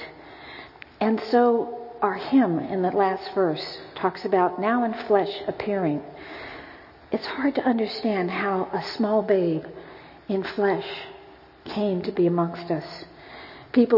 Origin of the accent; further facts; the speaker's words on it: United States; as an American, quite frankly, I'm always embarrassed that I can only speak English